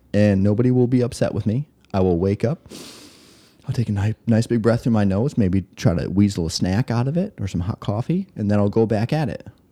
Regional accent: West Michigan, United States; I grew up West Michigan

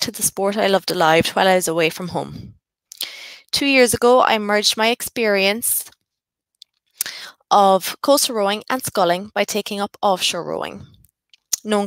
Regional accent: County Cork, Munster, Ireland; I am a journalist from County Cork

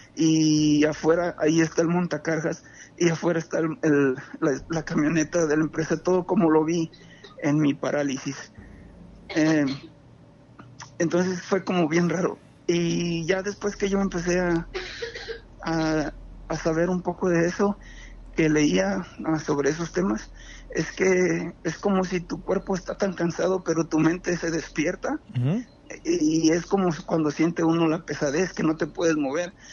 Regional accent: Jacona, Michoacán, Mexico; yo soy aquí de Jacona

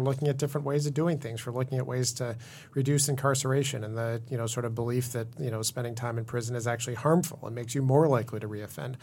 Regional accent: Midwest, United States; moved away; I'm from the Midwest, so I tend to be reserved

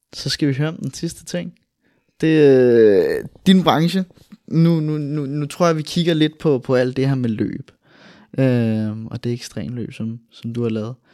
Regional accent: Albertslund, Capital Region of Denmark, Denmark; i Albertslund, hvor, hvor vi kommer fra

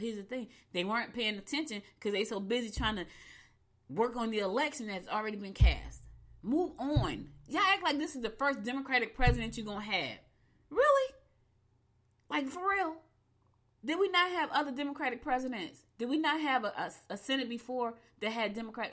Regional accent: United States; I'm an American citizen. I was born here, black as I want to be, but I was born here

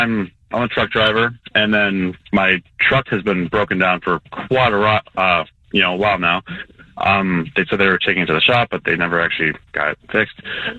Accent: Hickory Hills, Illinois, United States; Yes, I'm from Hickory Hills.

